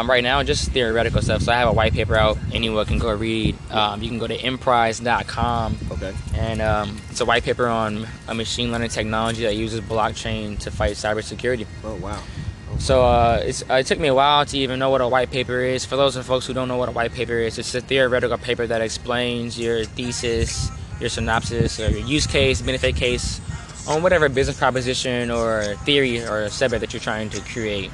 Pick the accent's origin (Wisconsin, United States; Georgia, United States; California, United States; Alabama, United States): California, United States; Oakland; I'm from um, Oakland, California.